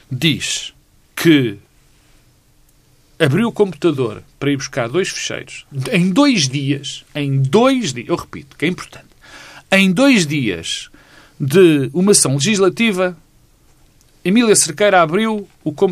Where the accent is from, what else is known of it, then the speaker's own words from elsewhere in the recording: Norte, Portugal; teve aquelas coisas que nós todos conhecemos de eu sou do Alto Minho